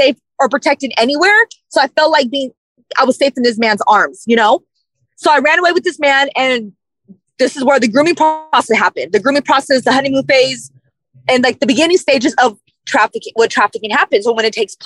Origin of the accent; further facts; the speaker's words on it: Sacramento, California, United States; also born or lived in San Francisco / San Mateo County; So I was born in San Francisco, but I went to Sacramento, from the age of 4 to 14